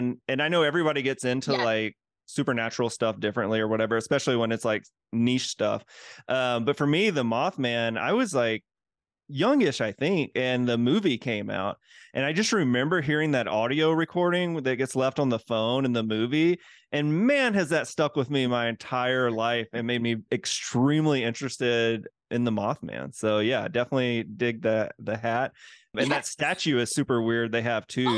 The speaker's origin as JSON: {"language": "English", "region": "the South", "country": "United States", "tie": "born or raised there", "said": "as a kid growing up in the South"}